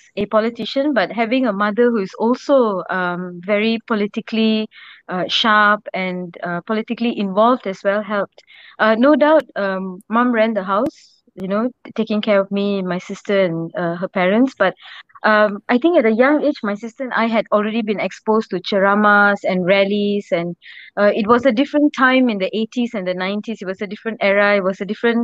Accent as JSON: {"language": "English", "town": "Ipoh", "region": "Perak", "country": "Malaysia", "tie": "born or raised there", "also_born_or_lived": "Gopeng, Perak / Penang", "moved": "as an adult", "said": "I grew up in Ipoh"}